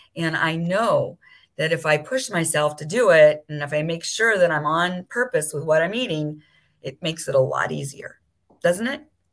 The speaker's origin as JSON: {"language": "English", "town": "Beverly Hills", "region": "California", "country": "United States", "tie": "born or raised there", "moved": "as an adult", "lives_now": "Maui, United States", "said": "I grew up in Beverly Hills"}